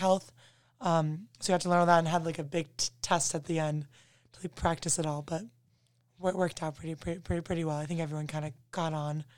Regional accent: Toledo, Ohio, United States; moved away as an adult; now in Notre Dame, United States; I'm originally from Toledo, Ohio

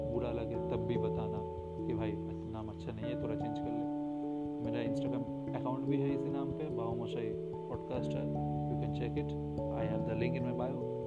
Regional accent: West Bengal, India; मैं बंगाल से हूँ

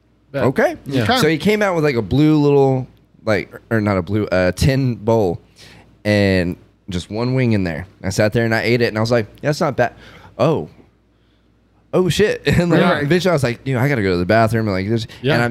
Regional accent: New Mexico, United States; moved away; I grew up in New Mexico, so I grew up on spicy food.

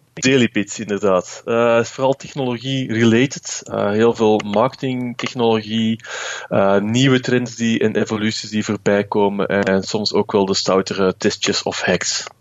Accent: Belgium; als Belg

